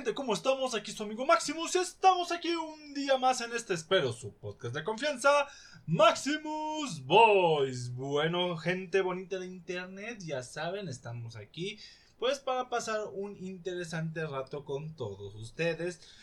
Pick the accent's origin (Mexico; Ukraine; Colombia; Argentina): Mexico; desde mi perspectiva como mexicano